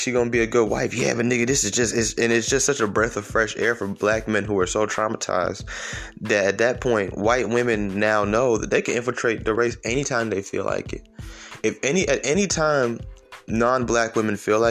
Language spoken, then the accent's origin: English; Atlanta, Georgia, United States; I'm from Atlanta